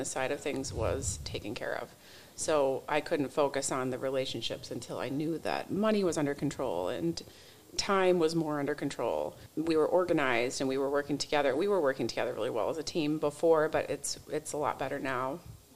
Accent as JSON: {"language": "English", "town": "Union City", "region": "Michigan", "country": "United States", "said": "I'm from Union City, Michigan"}